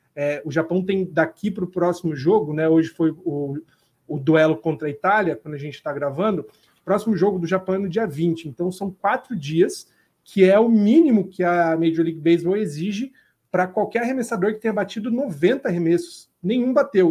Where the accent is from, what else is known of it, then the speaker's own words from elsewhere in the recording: Brazil; a gente como brasileiro